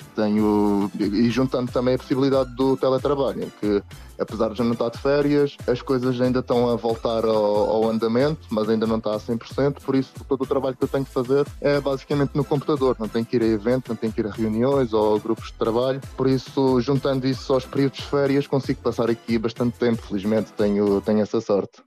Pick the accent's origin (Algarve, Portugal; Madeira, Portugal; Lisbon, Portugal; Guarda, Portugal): Madeira, Portugal; Camacha; moved away as an adult; now in Brussels, Belgium; sou originalmente da Camacha, na Madeira, mas agora encontro-me a trabalhar em Bruxelas